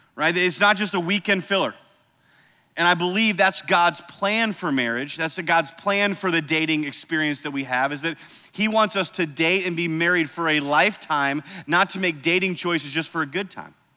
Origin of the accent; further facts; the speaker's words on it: Cedar Rapids, Iowa, United States; moved away; I grew up in Cedar Rapids, Iowa